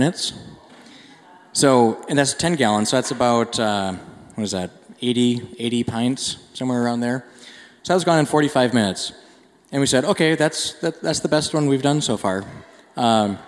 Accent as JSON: {"language": "English", "region": "Minnesota", "country": "United States", "tie": "born or raised there", "said": "I grew up in Minnesota"}